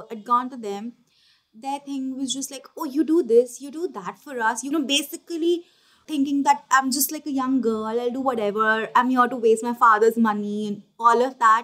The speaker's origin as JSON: {"language": "English", "town": "Kolkata", "region": "West Bengal", "country": "India", "said": "We have this area in Calcutta called Kumartoli"}